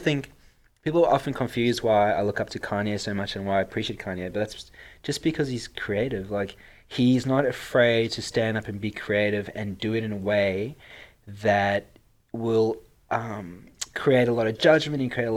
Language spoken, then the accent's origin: English; South Africa; accent: South African; now in Australia; my sexy accent is South African. I was born and bred in South Africa and moved to Australia in 2008